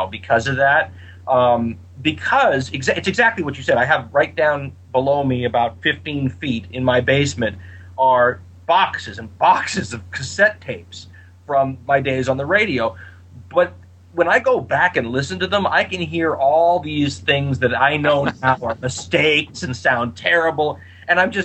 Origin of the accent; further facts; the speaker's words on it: United States; as an American